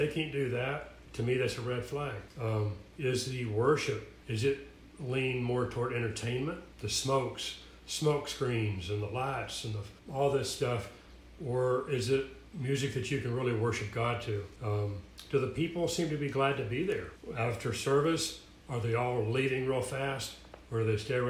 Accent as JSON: {"language": "English", "region": "Tennessee", "country": "United States", "tie": "born or raised there", "also_born_or_lived": "Atlanta, Georgia / Phoenix, Arizona", "moved": "as an adult", "said": "my hometown in Tennessee, moved down to Atlanta"}